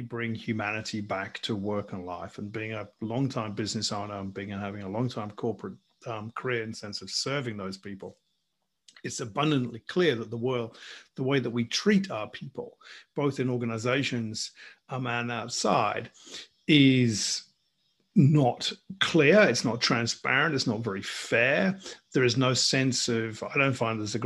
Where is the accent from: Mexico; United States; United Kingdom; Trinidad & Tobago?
United Kingdom; England; moved away as an adult; now in Australia; So I'm English, as you can probably hear. I'm sitting here in Australia, where I've been for the best part of 20 years.